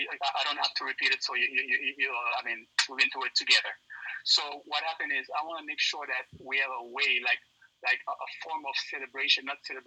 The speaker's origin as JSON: {"language": "English", "town": "Weymouth", "region": "Massachusetts", "country": "United States", "tie": "born or raised there", "also_born_or_lived": "Haiti / Miami / New York / Long Island", "said": "I pretty much grew up everywhere. {S2} Okay. {S3} I grew up like in Miami, New York, Long Island, Brooklyn. But I spent more time in Weymouth, so I got to give it up for Weymouth."}